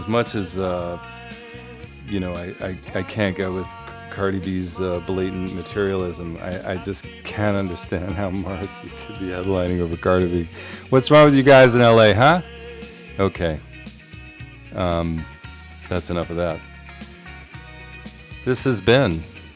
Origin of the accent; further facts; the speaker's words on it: New York City, New York, United States; I'm here from the East Coast, from the Boogie Down